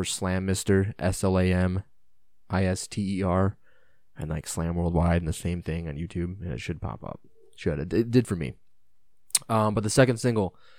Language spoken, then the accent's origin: English; United States; as an American, you know, somebody who speaks English